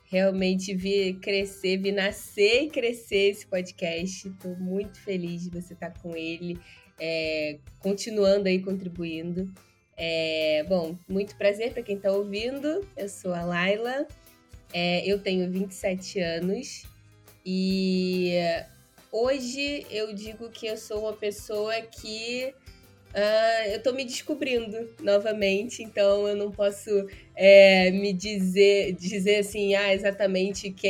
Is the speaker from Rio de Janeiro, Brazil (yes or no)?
yes; Rio de Janeiro, Brazil; accent: carioca; Mas eu sou do Rio de Janeiro, nasci, é, cresci no interior e vim estudar no Rio, né? Então, hoje meu, meu sotaque tá bem, bem carioca mesmo.